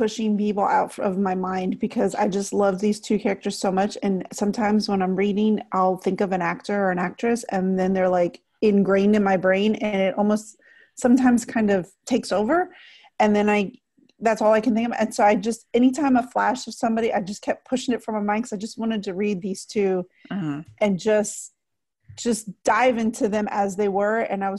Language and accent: English; Texas, United States; I know, I'm from Texas.